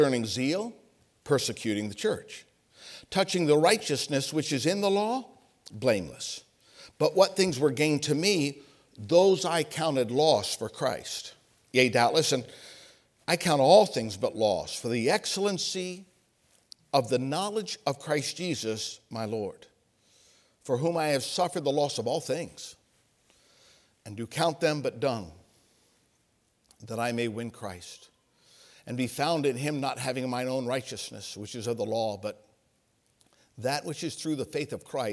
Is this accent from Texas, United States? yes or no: no; Ohio, United States; moved away as an adult; I'm from Ohio. I lived my teenage years in Ohio